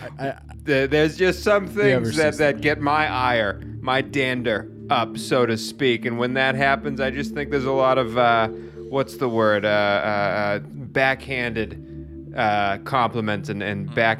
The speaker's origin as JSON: {"language": "English", "town": "Boston", "region": "Massachusetts", "country": "United States", "tie": "born or raised there", "said": "Boston, my hometown."}